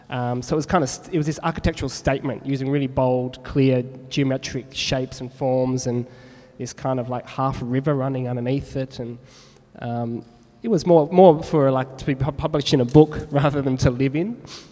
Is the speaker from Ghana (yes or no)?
no; Perth, Western Australia, Australia; I think it comes from growing up in Perth.